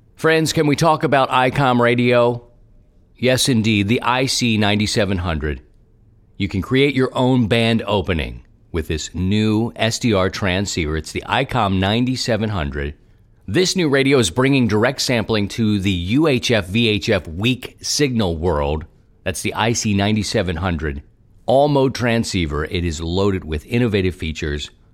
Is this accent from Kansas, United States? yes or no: no; Baltimore, Maryland, United States; moved away as an adult; now in Saint Louis, United States; I grew up in Baltimore and lived there for a long time